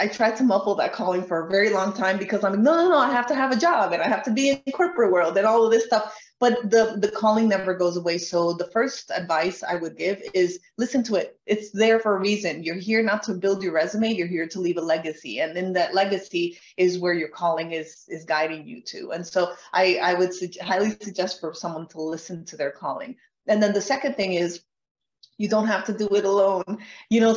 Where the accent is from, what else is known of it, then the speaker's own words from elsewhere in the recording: Colombia; moved away; I'm from Colombia.